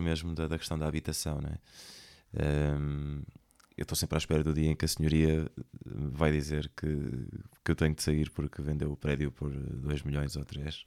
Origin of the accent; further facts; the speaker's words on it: Centro, Portugal; moved away as an adult; also born or lived in Lisbon; now in Porto, Portugal; sou do, do centro do país